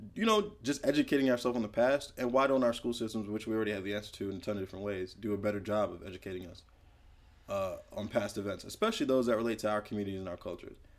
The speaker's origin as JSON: {"language": "English", "country": "United States", "tie": "born or raised there", "said": "born and raised in America"}